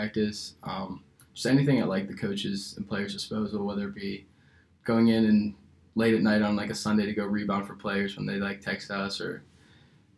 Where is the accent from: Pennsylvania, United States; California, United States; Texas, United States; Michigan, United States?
Pennsylvania, United States; Pittsburgh; moved away as an adult; now in Columbus, United States; I'm from Pittsburgh, Pennsylvania